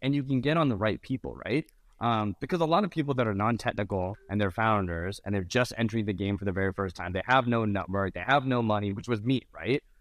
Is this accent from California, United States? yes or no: yes; Mountain View, California, United States; also born or lived in Venice, California; I was born and raised in Mountain View, California